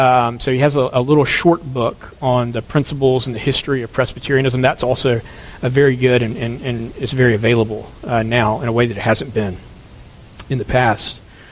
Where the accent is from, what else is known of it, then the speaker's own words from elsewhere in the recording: North Carolina, United States; I'm from North Carolina.